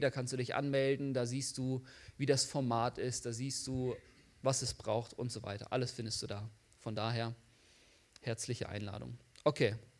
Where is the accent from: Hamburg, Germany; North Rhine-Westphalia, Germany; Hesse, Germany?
North Rhine-Westphalia, Germany; the Bielefeld area; moved away; Ich komme eigentlich da aus der Gegend von Bielefeld.